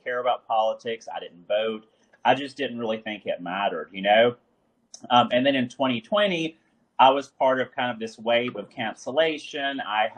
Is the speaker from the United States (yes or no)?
yes; Alabama, United States; moved away as an adult; also born or lived in Massachusetts / New York / Georgia; now in Florida, United States; I was born in Alabama, like in the country. You know, growing up in the sticks of Alabama, I always wanted to get out. But it's funny, now my paths have brought me back to more rural communities.